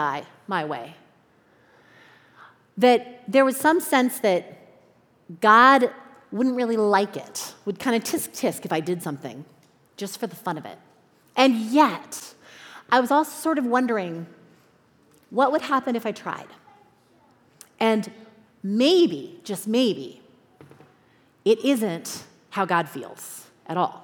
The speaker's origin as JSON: {"language": "English", "region": "Southern California", "country": "United States", "tie": "born or raised there", "also_born_or_lived": "Chicago", "said": "I am from Southern California. That is home for me, has been all my life, except for 5 years, 5 winters that I lived in Chicago."}